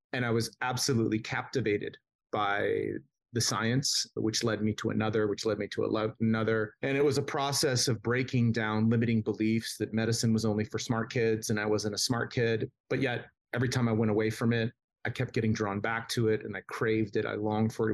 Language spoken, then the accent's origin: English; Southern California, United States; I grew up in Southern California